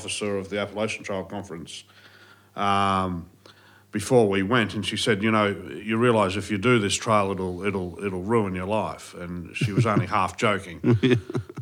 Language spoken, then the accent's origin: English; Sydney, New South Wales, Australia; also born or lived in Tomerong / Bowral; I grew up, my sister and I, in Sydney for, I guess, the first 7 years of my life in the eastern suburbs. And then when my father bowed out of that industry, we moved down to the south coast, down to Tomorong